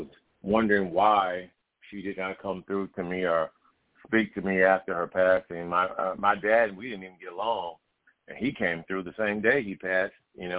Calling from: Indiana, United States; I'm calling from Indiana.

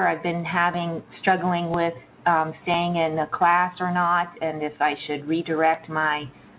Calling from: Los Angeles, California, United States; calling from Los Angeles.

